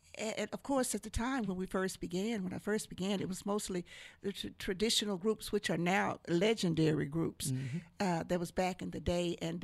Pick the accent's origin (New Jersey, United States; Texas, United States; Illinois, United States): Texas, United States; Bryan; also born or lived in Oklahoma; I was born, raised right here. Oh, really? In Bryan, Texas.